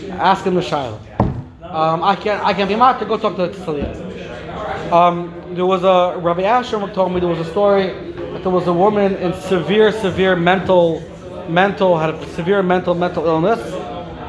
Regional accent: Lakewood, New Jersey, United States; when I was growing up in Lakewood

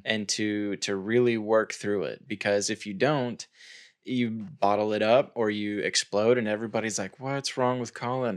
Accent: United States; I'm American, so that's the, the culture context that I speak from

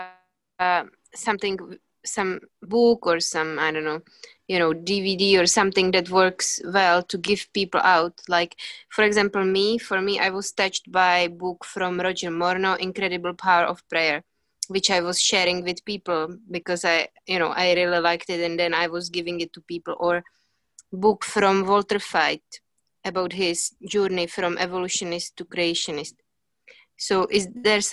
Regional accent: Czechia; now in United Kingdom; I am in the UK, but I'm from the Czech Republic.

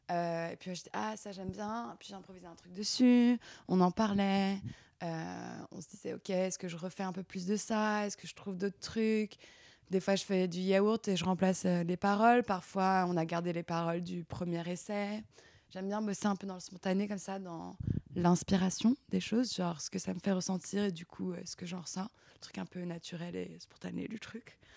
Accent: Auvergne-Rhône-Alpes, France; also born or lived in Paris suburbs; quand on habitait euh, dans, en banlieue parisienne du coup. Et après, on a déménagé dans la vallée de la Maurienne, dans les Alpes

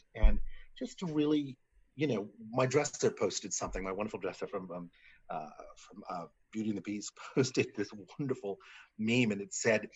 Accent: New Orleans, Louisiana, United States; me growing up in New Orleans

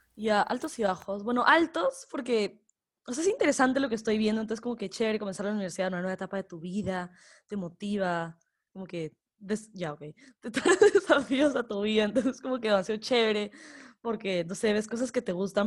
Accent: Ecuador; soy de Ecuador

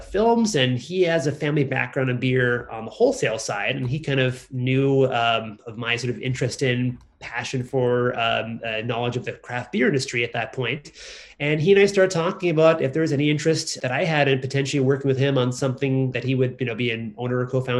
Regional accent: Kansas City, United States; moved away; also born or lived in Southern California; I grew up in Kansas City

